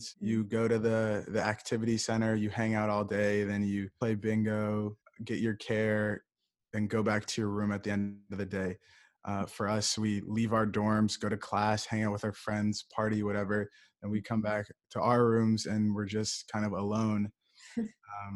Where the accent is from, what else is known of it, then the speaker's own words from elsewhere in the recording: Ann Arbor, Michigan, United States; I'm from Ann Arbor, Michigan.